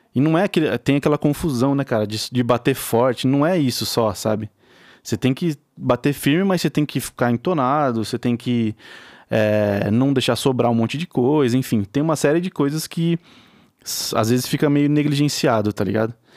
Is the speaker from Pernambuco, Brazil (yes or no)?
no; Araraquara, São Paulo, Brazil; eu sou de Araraquara, interior de São Paulo.